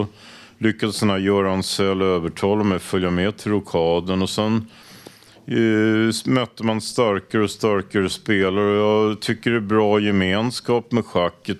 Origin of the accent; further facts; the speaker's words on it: Stockholm, Stockholm County, Sweden; jag är uppvuxen i Råk, så jag gick i Snösätraskolan